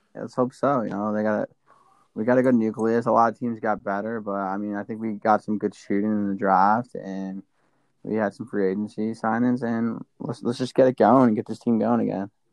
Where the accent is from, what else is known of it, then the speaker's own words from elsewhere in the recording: Westchester, New York, United States; I'm from Westchester, so I, I that's a close school to me. Um, it's like 20 minutes from my house